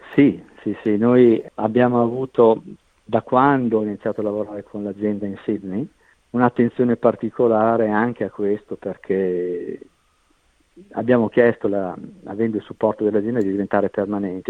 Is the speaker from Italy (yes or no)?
yes; Italy; moved away as an adult; also born or lived in Scotland / Netherlands; now in Australia; abbiamo lasciato l'Italia praticamente nel 96